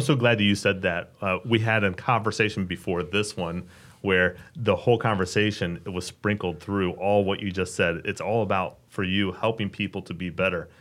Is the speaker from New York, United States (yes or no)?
no; Dayton, Ohio, United States; moved away as an adult; now in Richmond, United States; I grew up in Dayton, Ohio. Thought I'd live there my entire life. relocated here about twelve years ago